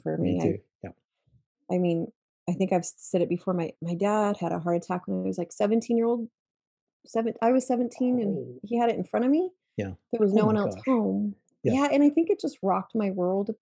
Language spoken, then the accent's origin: English; Utah, United States; I grew up in the Rockies areas in Utah